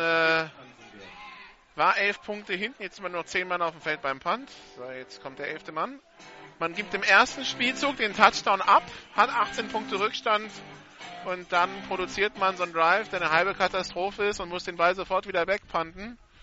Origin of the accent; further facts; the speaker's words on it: Hamburg, Germany; Der gebürtige Hamburger